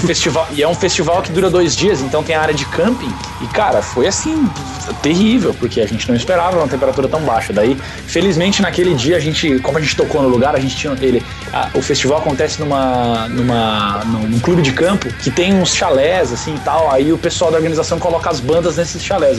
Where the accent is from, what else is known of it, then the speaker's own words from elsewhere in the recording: Santa Catarina, Brazil; now in Curitiba, Brazil; Eu, eu sou de Santa Catarina, é, numa região que é não, tá, não é tão frio que nem Lages